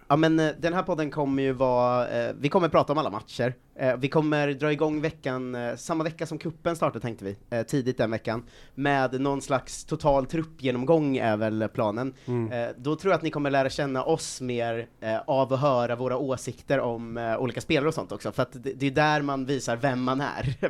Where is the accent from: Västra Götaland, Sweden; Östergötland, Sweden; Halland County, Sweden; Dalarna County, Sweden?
Östergötland, Sweden; outside Linköping; now in Stockholm, Sweden; jag växte upp utanför Linköping